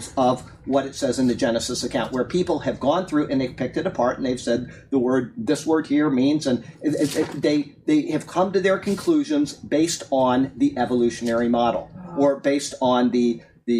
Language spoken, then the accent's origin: English; Sarasota, Florida, United States; I grew up in Sarasota, Florida. I went to Riverview High School